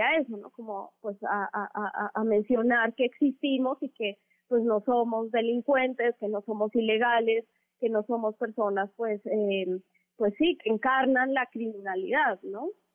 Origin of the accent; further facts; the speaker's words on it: Mexico; compartimos muchas personas afro en, el país